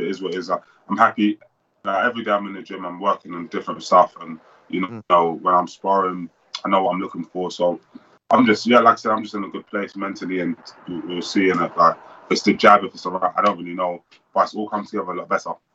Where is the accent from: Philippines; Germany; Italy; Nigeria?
Nigeria; I'm Nigerian as well